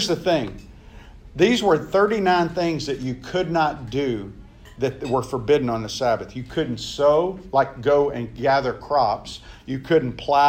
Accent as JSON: {"language": "English", "region": "the South", "country": "United States", "tie": "born or raised there", "said": "I grew up in the South"}